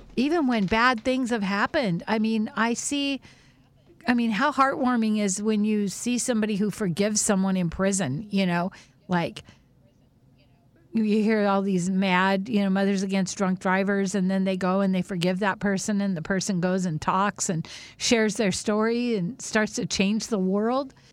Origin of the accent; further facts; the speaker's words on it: Whidbey Island, Washington, United States; growing up on Whidbey Island, we were so sheltered